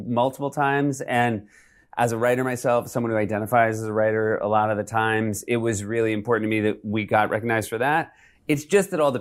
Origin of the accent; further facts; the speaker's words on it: Bedford, New Hampshire, United States; also born or lived in Evanston, Illinois / Michigan / Manchester, New Hampshire; Michigan and then mostly in New Hampshire